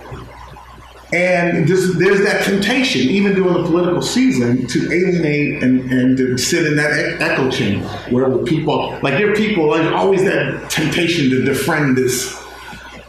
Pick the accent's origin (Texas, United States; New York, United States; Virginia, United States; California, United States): California, United States; Inglewood; moved away as an adult; also born or lived in Corvallis, Oregon; I'm from Inglewood. I'm from South Central LA. Raised at that time, it was a 99.9% black community